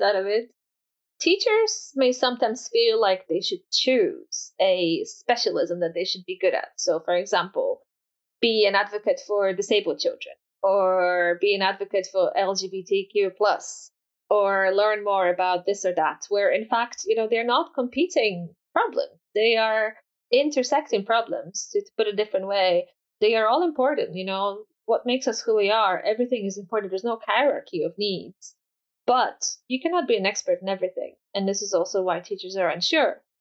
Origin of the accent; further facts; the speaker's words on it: Poland; first language Polish; English is a second language; moved away; I'm Polish. My first language is Polish. I grew up speaking Polish only.